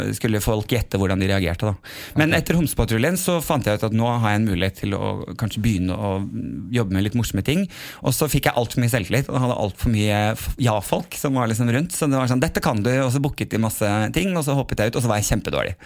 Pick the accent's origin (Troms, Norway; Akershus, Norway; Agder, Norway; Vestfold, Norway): Vestfold, Norway; Sandefjord; also born or lived in Kjerringøy, Bodø; Jeg har vokst opp i Sandefjord